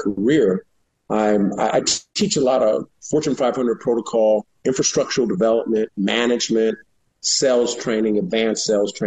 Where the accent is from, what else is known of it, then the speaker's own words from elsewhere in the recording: San Francisco, California, United States; born and raised in San Francisco in the Bayview area.